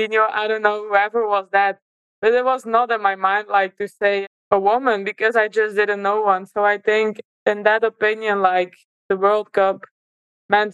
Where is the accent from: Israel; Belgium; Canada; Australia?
Belgium; moved away as an adult; now in Scotland; growing up in Belgium was, for me, a really nice experience